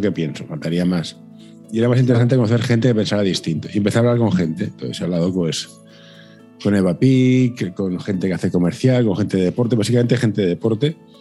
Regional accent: Catalonia, Spain; siendo yo catalán, ¿eh? ya que decimos cosas, yo, soy catalán

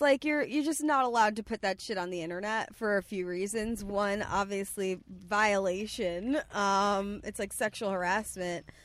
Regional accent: Bay Shore, New York, United States; moved away; also born or lived in Bethpage, New York; I'm actually from Bayshore, so going to Fire Island is very normal for us

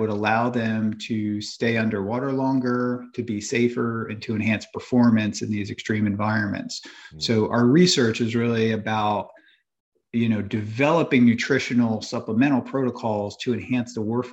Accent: New Jersey, United States; moved away as an adult; also born or lived in Ohio; now in Florida, United States; I grew up in the Northeast, New Jersey

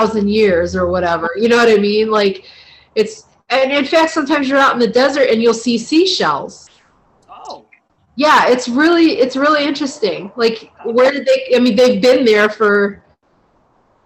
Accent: Northeast Ohio, United States; I grew up in Ohio, I lived in Northeast Ohio

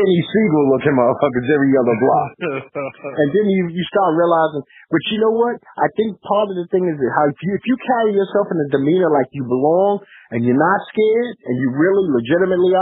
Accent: New York City, New York, United States; I'm from Brooklyn, and I didn't just park up at Marcy and Tompkins

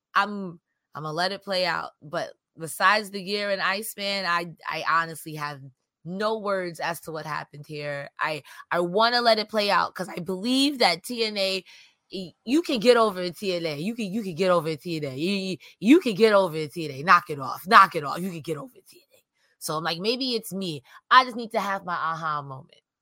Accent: New York, United States; as a New Yorker

